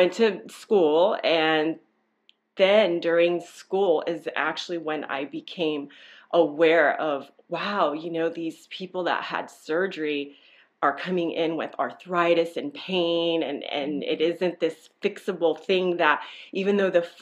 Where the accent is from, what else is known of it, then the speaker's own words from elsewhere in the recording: Nicaragua; now in California, United States; I'm originally from Nicaragua